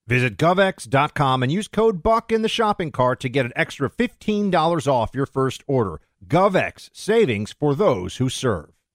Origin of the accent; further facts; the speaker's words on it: New York, United States; moved away; I'm going back to New York, uh, soon, spend some time in, in my hometown